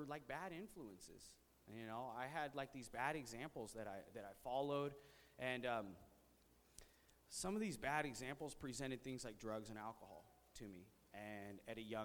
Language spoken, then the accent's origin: English; Visalia, California, United States; I was born and raised here in Visalia, California